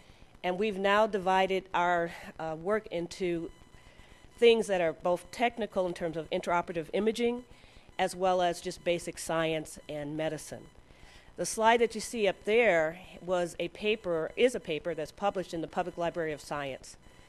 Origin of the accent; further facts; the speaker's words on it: Chicago, Illinois, United States; I trained at Cook County in Chicago, so I'm another Chicagoan.